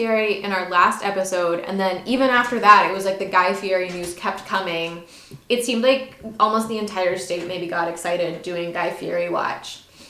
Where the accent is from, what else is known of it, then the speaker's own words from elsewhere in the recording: Delaware, United States; my own experiences growing up in Delaware